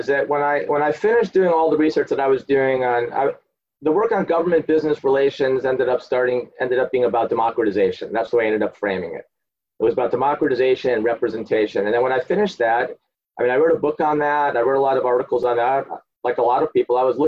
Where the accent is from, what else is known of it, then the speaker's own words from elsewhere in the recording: outside Chicago, Illinois, United States; accent: a guy from Chicago; moved away as an adult; also born or lived in Colombia / Berkeley; now in United Kingdom; I grew up outside Chicago